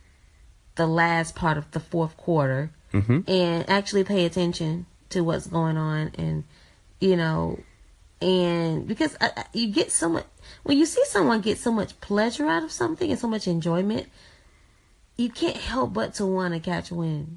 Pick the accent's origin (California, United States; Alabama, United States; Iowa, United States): Alabama, United States; growing up in Alabama